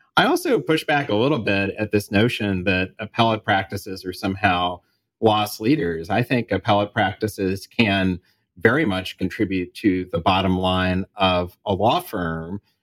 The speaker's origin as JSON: {"language": "English", "town": "Kansas City", "country": "United States", "tie": "born or raised there", "moved": "yes", "said": "I was back in Kansas City and in, in my hometown"}